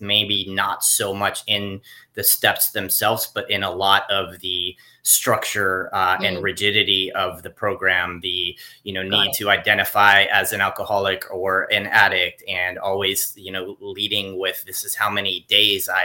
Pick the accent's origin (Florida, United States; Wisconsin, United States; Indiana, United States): Florida, United States; South; I grew up in South Florida